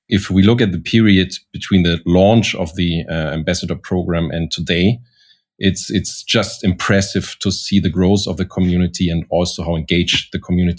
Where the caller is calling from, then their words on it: Zurich, Switzerland; I'm dialing in from Zurich, our Zurich office